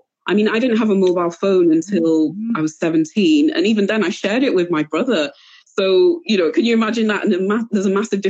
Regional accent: Cameroon; because my parents never let me forget that, you know, we came from Cameroon. And that's why I always present myself in most places, unless there's an advantage to telling people that I'm British or from Manchester or from Wales. I always present myself as Cameroonian first

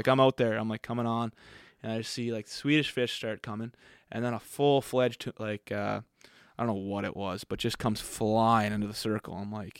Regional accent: Sackville, Nova Scotia, Canada; They all love that I'm from Sackville, like Nova Scotia.

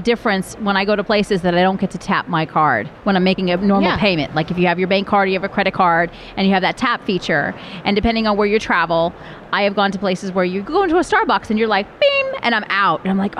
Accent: New Jersey, United States; That's my home state.

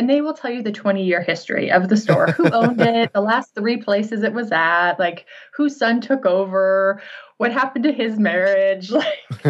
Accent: Montana, United States; now in Kalispell, United States; I grew up in Montana. This is right outside of like Glacier National Park. And I grew up in the middle of the state, but I came over here every summer growing up.

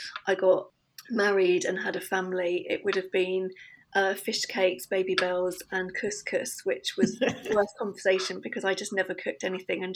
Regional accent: Suffolk, East of England, United Kingdom; now in London, United Kingdom; I grew up in Suffolk, great part of the world

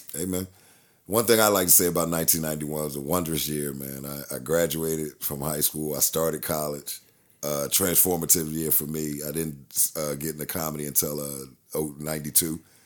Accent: Philadelphia, Pennsylvania, United States; I'm from Philly

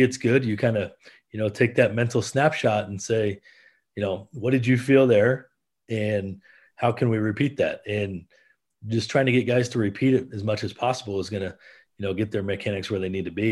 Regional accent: Iowa, United States; I'm originally from Iowa

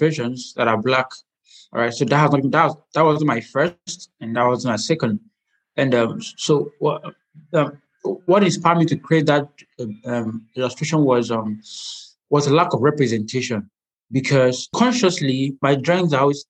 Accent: Nigeria; I'm an Nigerian medical illustrator

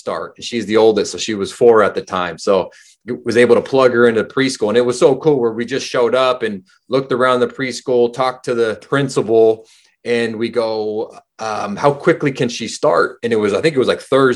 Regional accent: California, United States; moved away as an adult; now in New Zealand; Born and raised in California, pretty much lived my entire life in California until I moved to New Zealand.

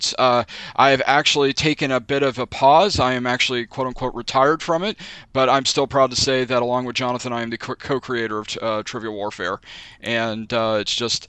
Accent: Jacksonville, Florida, United States; I'm from Jacksonville, Florida

